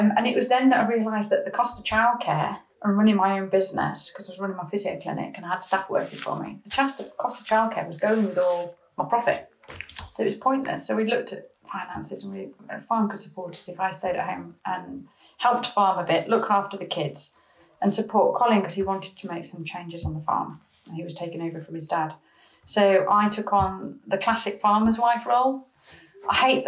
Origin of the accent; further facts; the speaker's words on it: Harrogate, Yorkshire and the Humber, United Kingdom; moved away as an adult; also born or lived in Newcastle / London; now in Cumbria, United Kingdom; I grew up in Harrogate